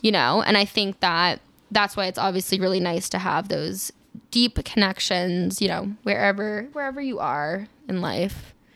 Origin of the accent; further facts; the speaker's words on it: East Coast, United States; moved away; I'm from the East Coast